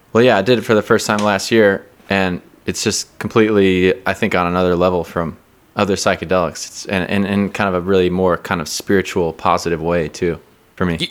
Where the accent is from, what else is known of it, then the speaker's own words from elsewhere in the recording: Seattle, Washington, United States; now in New York, United States; I'm from Seattle